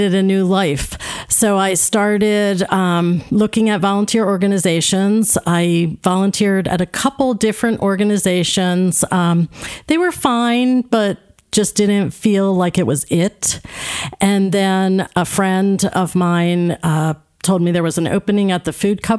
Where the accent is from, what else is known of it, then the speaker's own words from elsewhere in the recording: New Jersey, United States; moved away as an adult; now in Kennett Square, Pennsylvania, United States; Born and raised in South Jersey. So I'm a South Jersey girl